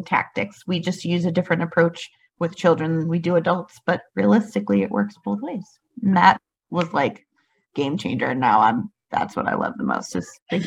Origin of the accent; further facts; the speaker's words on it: Asheville, North Carolina, United States; I'm from Asheville, North Carolina